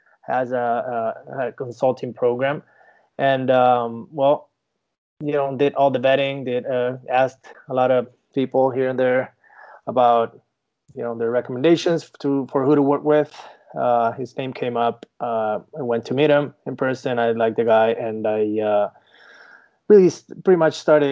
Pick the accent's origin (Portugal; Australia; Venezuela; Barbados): Venezuela; English is a second language; moved away as an adult; now in Miami, United States; I'm from Venezuela originally. Moved to the United States in 2010.